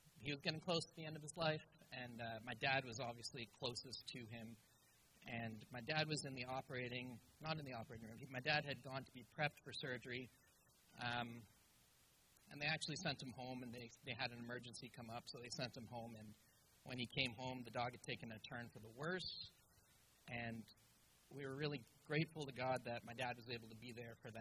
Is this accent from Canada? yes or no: yes; Ottawa, Ontario, Canada; born or raised there; also born or lived in Malaysia